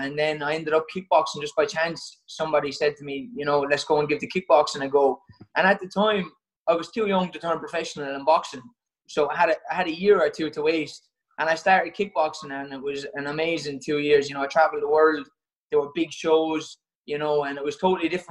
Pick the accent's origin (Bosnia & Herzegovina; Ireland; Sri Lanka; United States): Ireland; Waterford, Munster; moved away as an adult; now in Manchester, United Kingdom; I'm from Waterford